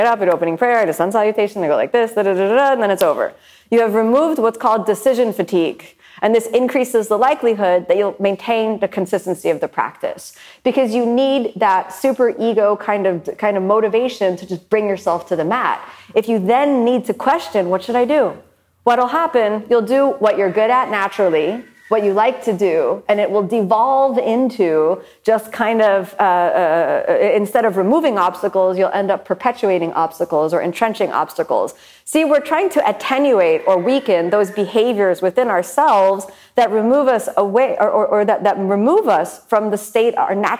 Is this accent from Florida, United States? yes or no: yes; Miami, Florida, United States; A lot of people ask me where I'm from. I'm from Miami.